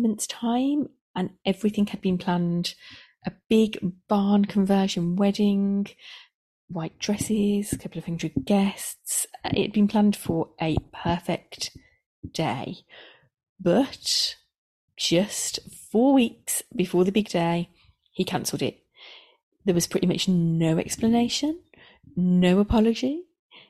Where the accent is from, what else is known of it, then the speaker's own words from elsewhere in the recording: the Midlands, England, United Kingdom; accent: Midlands; I live in the Midlands, if you hadn't already guessed by my accent